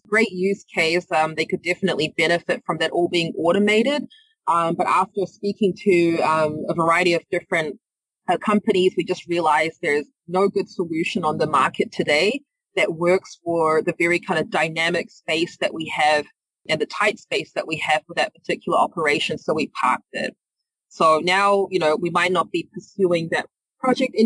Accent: New Zealand; moved away; You might hear from my accent. I'm not from the area. I'm from New Zealand

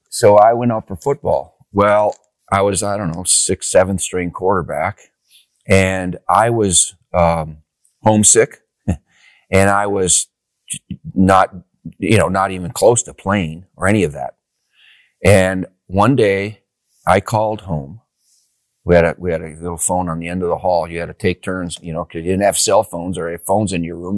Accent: Upper Peninsula, Michigan, United States; I grew up back in Upper, Upper Peninsula, Michigan

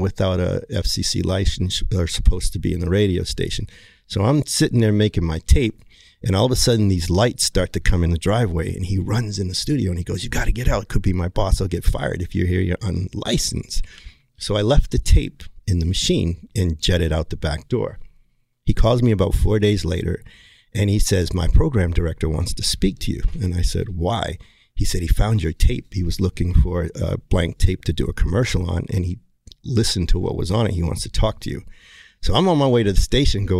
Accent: Hyannis, Massachusetts, United States; I was born in Cape Cod, Massachusetts, Hyannis, home of the Kennedys.

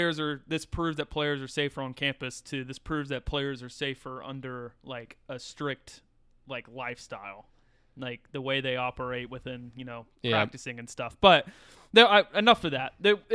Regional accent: South Carolina, United States; I was from South Carolina, so I could do that.

